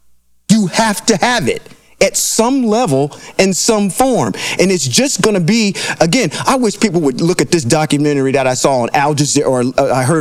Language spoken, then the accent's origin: English; Midwest, United States; now in California, United States; I'm from the Midwest, and those particular states that are over there.